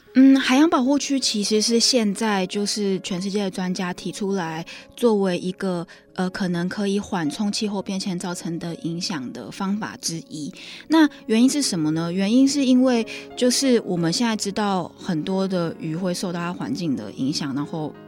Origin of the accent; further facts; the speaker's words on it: Taiwan; 我们台湾人